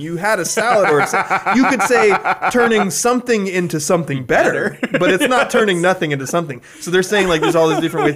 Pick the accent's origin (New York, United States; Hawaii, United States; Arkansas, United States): Hawaii, United States; moved away; I didn't grow up here, but where I grew up in Hawaii